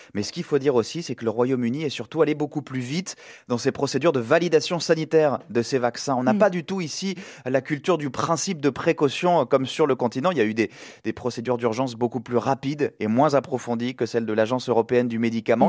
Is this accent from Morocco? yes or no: no; France; now in London, United Kingdom; chez nous en France